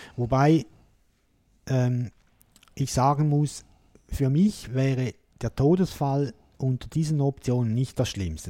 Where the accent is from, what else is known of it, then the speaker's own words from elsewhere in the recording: Switzerland; hier bei uns in der Schweiz